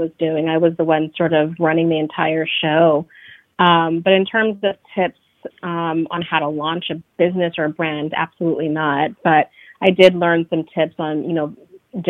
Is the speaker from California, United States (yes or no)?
yes; Bay Area, California, United States; moved away as an adult; now in New York, United States; So I am originally from the Bay Area, California, but I say I grew up in New York because this is basically where I've lived the last 15 years of my life.